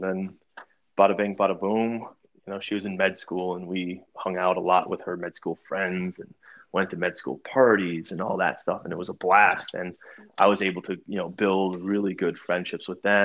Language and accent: English; Buffalo, New York, United States; moved away as an adult; also born or lived in Lancaster, New York / Manhattan, New York / Miami, Florida; I grew up in Buffalo, New York. And I lived in Manhattan